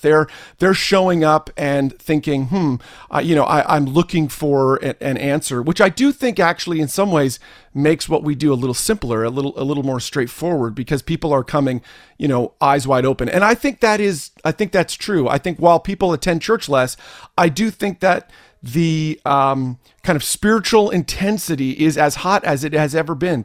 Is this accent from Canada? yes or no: yes; Canada; also born or lived in New Jersey, United States; I am Canadian